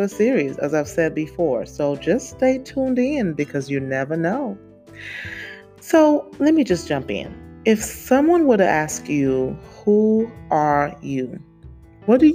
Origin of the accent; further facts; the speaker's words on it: St. Lucia; I was born in the Caribbean, for those of you who don't know, St. Lucia to be exact